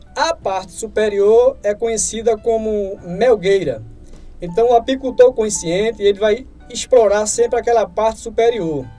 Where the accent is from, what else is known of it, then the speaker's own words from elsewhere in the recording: Lagoa do Carro, Pernambuco, Brazil; lá na minha cidade mesmo, em Lagoa do Carro